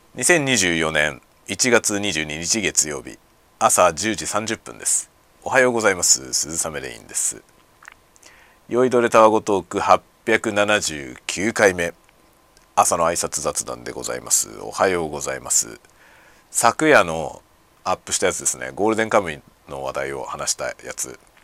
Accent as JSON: {"language": "Japanese", "region": "Greater Tokyo Area", "country": "Japan", "tie": "born or raised there", "moved": "yes", "lives_now": "Hokkaido, Japan", "said": "首都圏で生まれ育ちましたんで"}